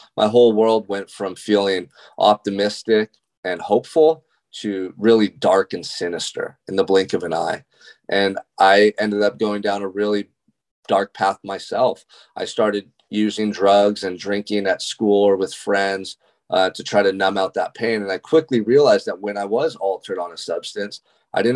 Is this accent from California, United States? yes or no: yes; Santa Barbara, California, United States; Growing up in Santa Barbara, California, which is such a beautiful location in the world. I mean, this is like a tourist destination for people all over the world. And I got to call it home. And I still do to this day.